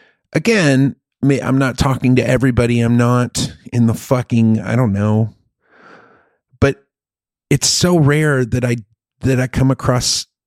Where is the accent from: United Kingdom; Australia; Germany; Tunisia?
Germany; now in United States; I grew up in Germany, and when you're in Germany, you're surrounded by all these other countries.